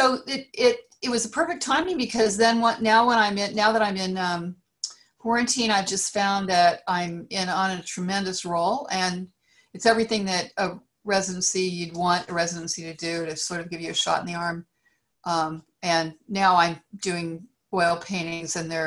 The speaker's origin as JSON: {"language": "English", "region": "Great Plains", "country": "United States", "tie": "born or raised there", "moved": "yes", "lives_now": "California, United States", "said": "growing up on the Great Plains, I didn't have a lot of other things"}